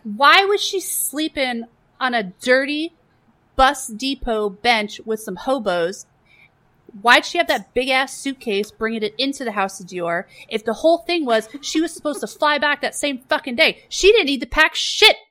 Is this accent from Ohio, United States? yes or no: no; New York, United States; We're from New York.